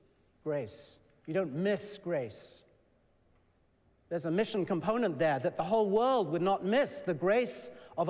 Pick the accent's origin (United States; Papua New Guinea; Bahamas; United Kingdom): United Kingdom; England; moved away; also born or lived in Shrewsbury, Shropshire; I was born and raised in England